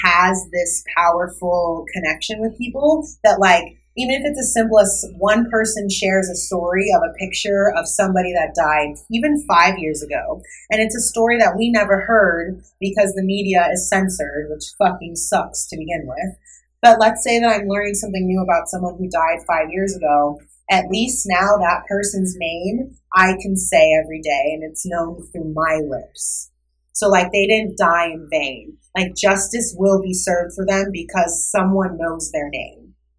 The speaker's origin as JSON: {"language": "English", "region": "Arizona", "country": "United States", "tie": "born or raised there", "said": "Yeah, so me being a biracial woman and growing up in Arizona, a very Republican state"}